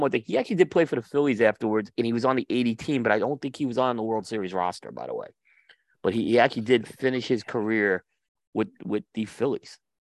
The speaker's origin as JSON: {"language": "English", "region": "New York", "country": "United States", "tie": "born or raised there", "said": "I grew up in New York"}